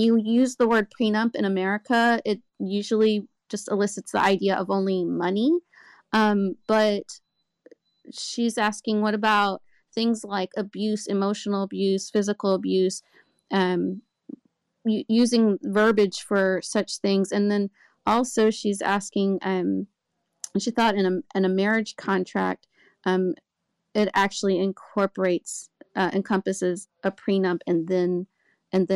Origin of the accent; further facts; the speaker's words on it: United States; as American Muslims